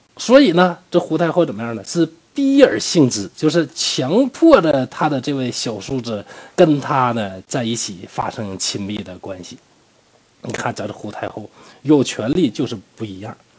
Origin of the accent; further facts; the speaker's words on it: Northeast China, China; accent: Northeastern dialect; 用我们东北话